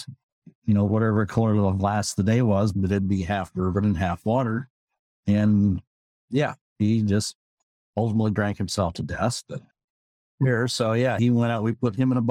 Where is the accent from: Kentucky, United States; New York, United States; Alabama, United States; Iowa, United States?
Iowa, United States; South English; also born or lived in Sigourney, Iowa / Tacoma, Washington / Gig Harbor, Washington; now in Everett, United States; typical Iowa farm boy